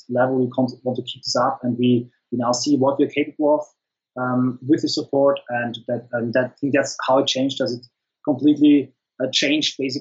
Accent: the Alps, Austria; I come from the Alps in Austria. We don't have access to the sea

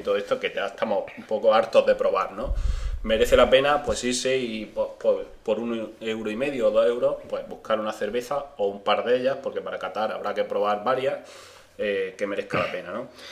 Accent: eastern Andalusia, Spain; A nosotros, lo de la zona este, la zona oriental.

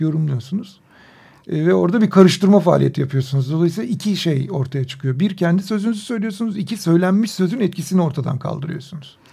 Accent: Turkey; Burası Orta Doğu, burası Türkiye, burası bizim coğrafyamız.

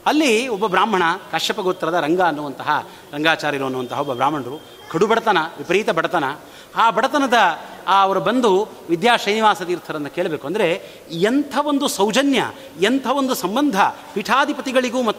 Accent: India; ನಮ್ಮ ಊರಿಗೆ ಬಂದಿದ್ದರು ಅರಸಾಲ ಬಂಡೆ ಅಂತ

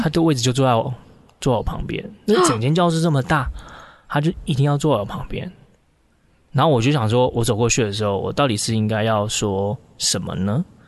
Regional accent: Taichung, Taiwan; 我们都是台中人嘛

